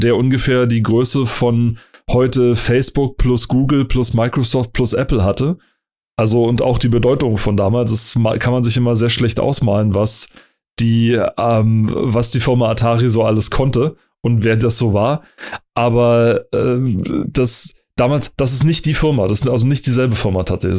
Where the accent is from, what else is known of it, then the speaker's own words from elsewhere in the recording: Germany; ich als Deutscher